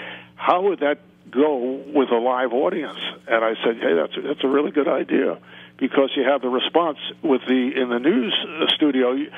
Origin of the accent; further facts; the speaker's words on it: New York, United States; when I was growing up in New York.